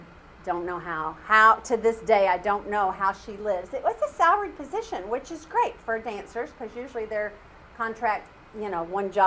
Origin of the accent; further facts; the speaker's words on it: California, United States; moved away; I'm from California